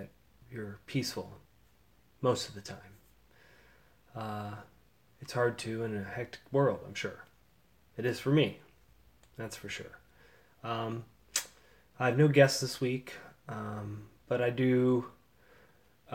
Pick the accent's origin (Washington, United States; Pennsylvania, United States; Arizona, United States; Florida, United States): Florida, United States; Sarasota; I grew up in Sarasota, Florida in the 80s